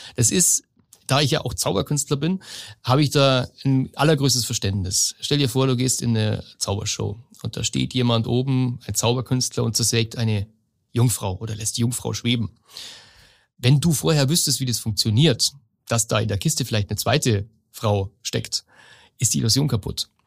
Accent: Lower Bavaria, Germany; also born or lived in Munich; Ich komme aus Niederbayern ursprünglich

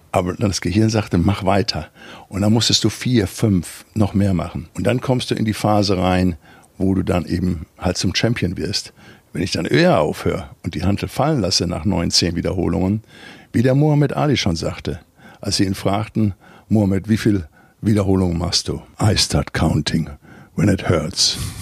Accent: Recklinghausen, North Rhine-Westphalia, Germany; moved away as an adult; Ich komme aus dem Ruhrpott, Arbeiterfamilie, Vater Schlosser Schweißer, Mutter hat äh, Schuhe verkauft. Ich bin auf 55 Quadratmeter groß geworden in, in Recklinghausen Süd im Arbeiterviertel.

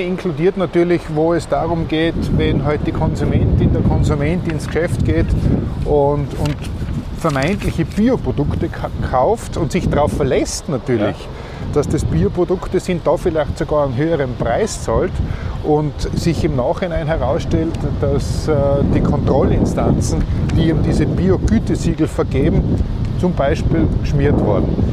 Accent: Austria; bei uns in Österreich

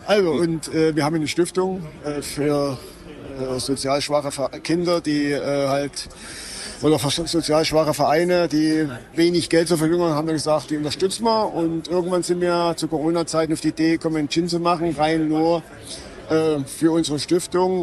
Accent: Germany; bei uns in Deutschland

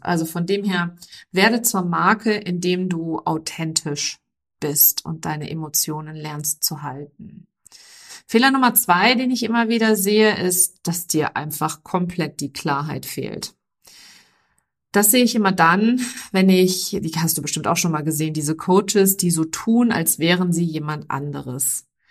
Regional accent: Germany; also born or lived in near London, United Kingdom; bei uns in Deutschland

